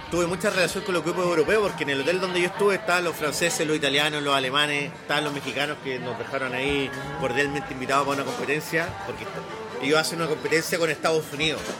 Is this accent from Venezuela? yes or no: no; Valparaíso, Chile; Ah, Soy de Valparaíso. Eso ya